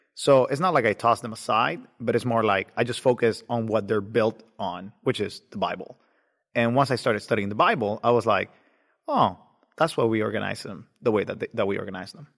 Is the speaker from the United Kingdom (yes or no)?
no; Nicaragua; now in Georgia, United States; I was born in Nicaragua